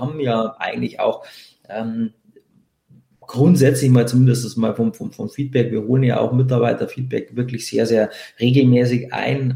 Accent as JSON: {"language": "German", "region": "Bavaria", "country": "Germany", "said": "bei uns in Bayern"}